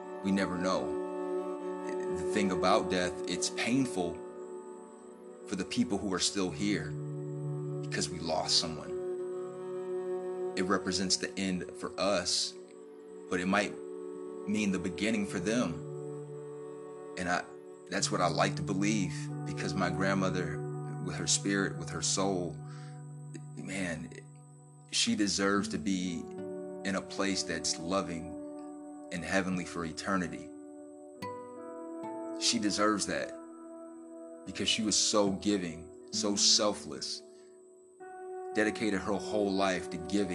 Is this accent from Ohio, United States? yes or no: yes; Ohio, United States; now in Texas, United States; back home in my home state of Ohio, in Dayton